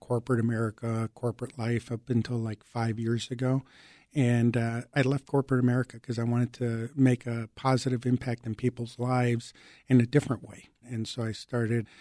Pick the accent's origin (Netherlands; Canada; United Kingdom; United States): United States; Chicago, Illinois; English is a second language; also born or lived in Mexico; I came from Mexico. I was 6 years old living in the Lakeview and Ravenswood Manor neighborhoods here in Chicago. I didn't speak English